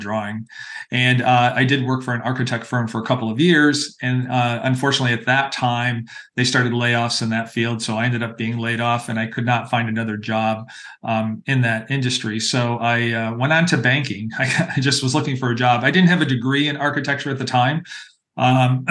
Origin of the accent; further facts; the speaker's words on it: Pittsfield, Massachusetts, United States; moved away as an adult; also born or lived in Stamford, Connecticut; now in San Jose, United States; I was born in Stamford, Connecticut, and I grew up in Western Massachusetts in the beautiful Berkshire Hills